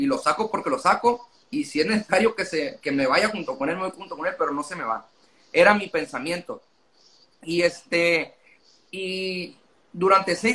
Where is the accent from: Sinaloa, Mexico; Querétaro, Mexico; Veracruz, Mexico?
Sinaloa, Mexico; Culiacán; now in Ciudad Obregón, Mexico; yo soy Culiacán